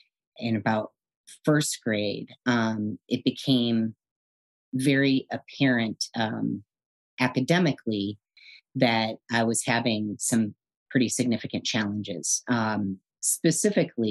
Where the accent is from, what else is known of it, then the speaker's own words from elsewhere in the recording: Madison, Wisconsin, United States; also born or lived in Connecticut; now in San Francisco, United States; My brother and I were born in Connecticut and relocated with our mom and dad out to Madison, Wisconsin in 1978. I was 4 years old.